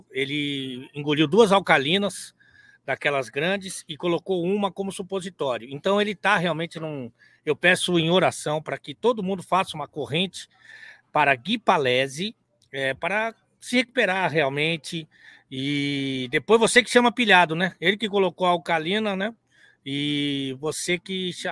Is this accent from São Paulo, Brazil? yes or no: no; Salvador, Bahia, Brazil; É sou de Salvador, eu é novo sou de Salvador.